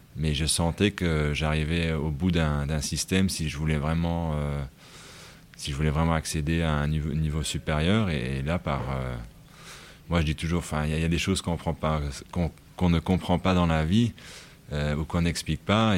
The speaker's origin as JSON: {"language": "French", "country": "Luxembourg", "tie": "born or raised there", "said": "c'était vraiment une écurie un peu rustique et c'est là où j'ai grandi"}